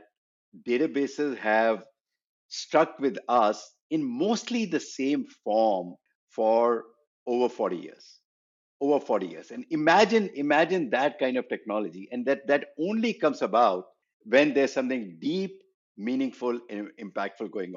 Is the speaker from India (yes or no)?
yes; India; moved away as an adult; also born or lived in Berkeley, United States; I was from India, and I came to Berkeley